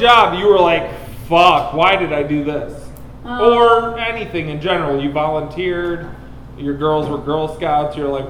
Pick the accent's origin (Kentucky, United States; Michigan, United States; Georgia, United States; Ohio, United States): Michigan, United States; Detroit; Maybe it's because I'm from Detroit.